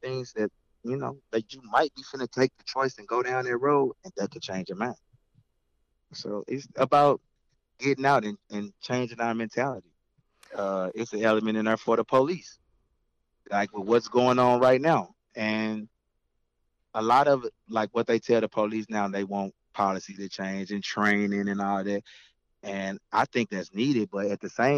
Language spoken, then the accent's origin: English; St. Louis, Missouri, United States; I'm from St. Louis, Missouri.